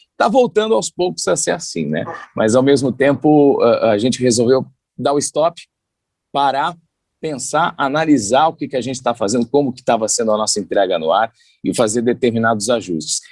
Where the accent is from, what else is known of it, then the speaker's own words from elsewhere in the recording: São Paulo, Brazil; also born or lived in Santos; Eu sou nascido em São Paulo